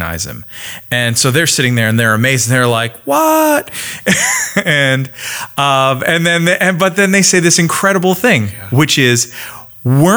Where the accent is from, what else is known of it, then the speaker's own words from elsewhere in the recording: Canada; I am Canadian